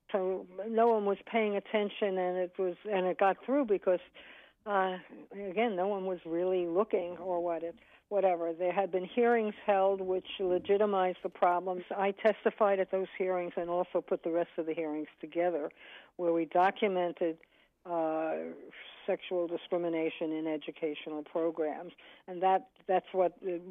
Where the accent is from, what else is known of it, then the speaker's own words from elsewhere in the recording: Birmingham, Alabama, United States; I grew up in Birmingham, Alabama, at a time when Birmingham was the most segregated big city in America.